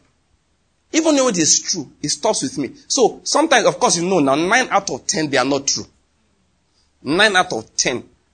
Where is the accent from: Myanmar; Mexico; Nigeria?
Nigeria; Anambra; now in Enugu, Nigeria; You know I'm from Anambra.